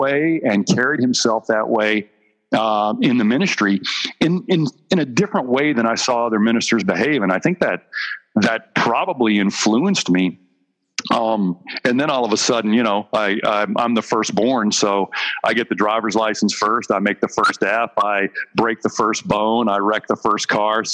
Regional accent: Dry Fork, Virginia Beach, United States; we moved from Virginia Beach on the East Coast

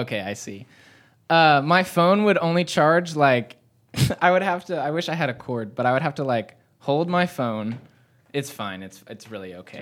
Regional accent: Dawsonville, Georgia, United States; also born or lived in Gainesville, Georgia; moved to Dawsonville, went to middle school and high school in Dawsonville.

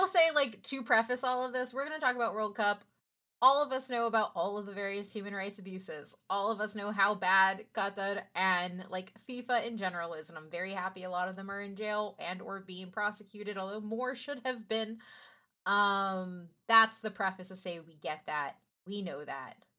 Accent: San Antonio, Texas, United States; I'm from San Antonio, Texas

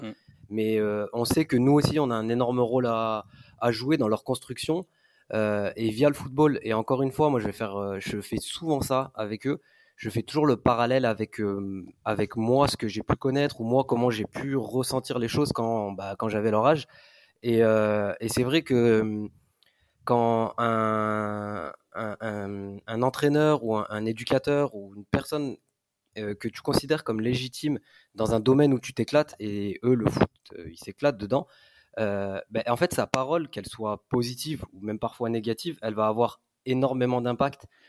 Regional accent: Grenoble, Auvergne-Rhône-Alpes, France; moved away as an adult; also born or lived in Nice; now in Marseille, France; je suis originaire de Grenoble.

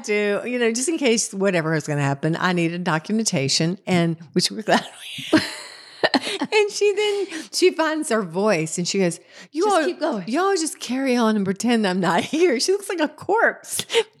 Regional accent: Concord, United States; So of course, being the rube that I am from Concord, I turned myself away, took a little selfie.

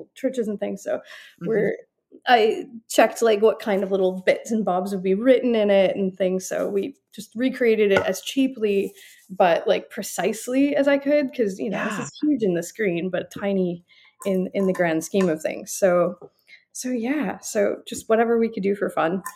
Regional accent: Kenosha, Wisconsin, United States; my hometown in Kenosha

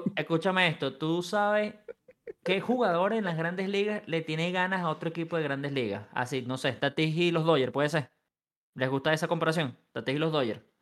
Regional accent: Venezuela; Somos todos venezolanos

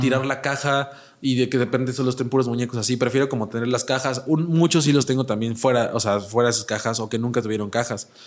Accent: Puebla, Mexico; moved away as an adult; now in Mexico City, Mexico; yo que soy originario de Puebla

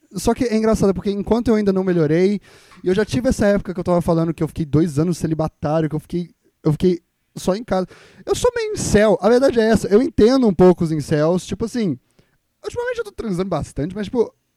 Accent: Minas Gerais, Brazil; E eu sou mineiro

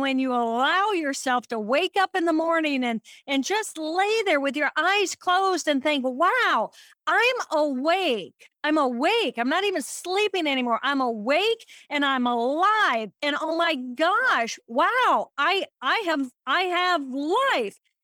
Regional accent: Indiana, United States; I'm from Indiana

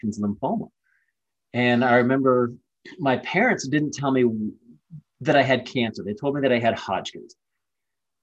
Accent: Ohio, United States; I was born and raised in Ohio. It was just a normal Midwest kid

